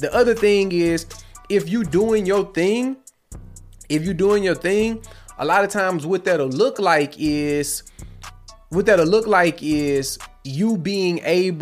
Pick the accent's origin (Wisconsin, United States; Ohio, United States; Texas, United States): Texas, United States; Houston; I'm from Houston